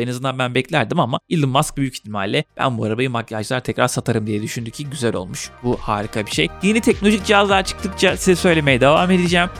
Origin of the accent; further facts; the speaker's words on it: Trabzon, Turkey; Ben mesela Trabzonluyum